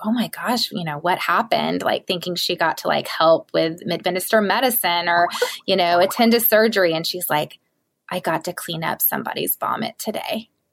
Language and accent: English; the South, United States; I am from the South and my mom was a stay at home mom